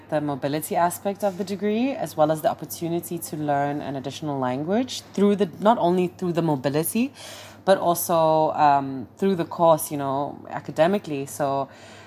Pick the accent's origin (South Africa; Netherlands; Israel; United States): South Africa; Eastern Cape; moved away; also born or lived in Johannesburg, South Africa / Germany; I'm South African. I'm from a very, very small town in the Eastern Cape mm-hmm. of South Africa, but I also lived